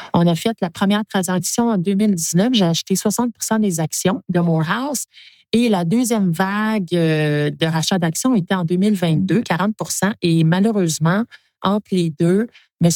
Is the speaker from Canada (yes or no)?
yes; Quebec, Canada; je suis une Québécoise